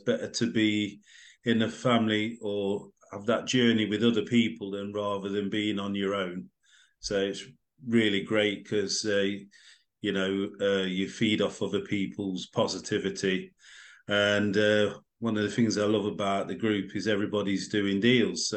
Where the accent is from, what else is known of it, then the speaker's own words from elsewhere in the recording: Derby, East Midlands, United Kingdom; now in Swindon, United Kingdom; from Derby, based in Swindon at the minute